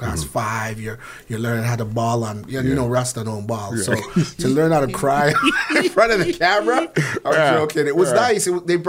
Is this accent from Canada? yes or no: yes; Canada; the pride of being a Canadian